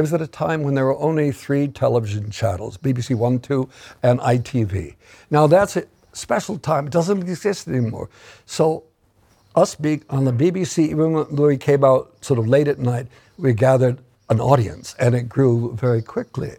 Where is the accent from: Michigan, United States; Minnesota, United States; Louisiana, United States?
Minnesota, United States; moved away as an adult; now in England; Minnesota farm boy turns up in England